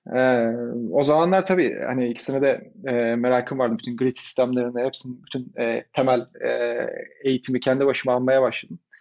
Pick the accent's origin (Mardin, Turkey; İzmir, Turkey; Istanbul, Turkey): İzmir, Turkey; Izmir, Turkey; moved away as an adult; ben İzmirliyim. İzmir'de doğdum, büyüdüm.